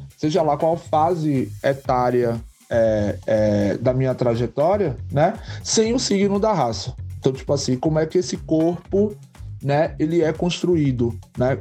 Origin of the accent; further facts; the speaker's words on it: Santo Antônio de Jesus, Bahia, Brazil; also born or lived in Camaçari, Bahia; é nessa cidade, né, Santo Antônio de Jesus, que eu sempre vivi a minha vida e vivo até hoje